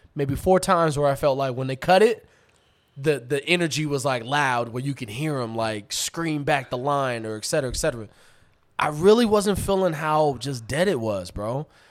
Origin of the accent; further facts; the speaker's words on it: Atlanta, Georgia, United States; growing up in Atlanta